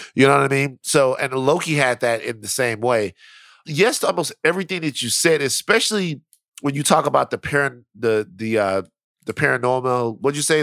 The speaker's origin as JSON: {"language": "English", "town": "Baton Rouge", "region": "Louisiana", "country": "United States", "said": "I'm from South Baton Rouge"}